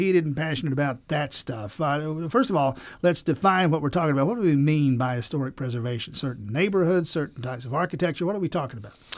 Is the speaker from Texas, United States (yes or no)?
no; Southwest Georgia, United States; moved away; I'm from South Georgia, Southwest Georgia